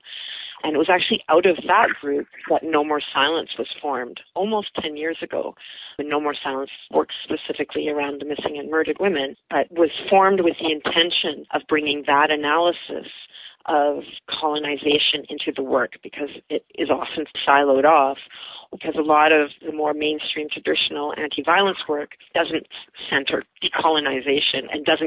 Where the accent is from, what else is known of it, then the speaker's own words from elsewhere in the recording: Calgary, Alberta, Canada; moved away as an adult; also born or lived in Europe / Vancouver / Toronto; am a mixed ancestry person. My mom was German. My dad is Scottish and Anishinaabe. I grew up in Calgary, but I moved to Europe as a young adult